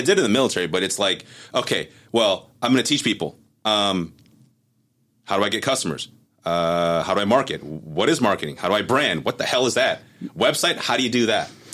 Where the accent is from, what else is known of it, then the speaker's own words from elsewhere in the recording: Cerritos, California, United States; also born or lived in Taiwan / Monterey Park, California; Grew up in Monterey Park, came here, uh, came to, to Cerritos actually. Grew up in Cerritos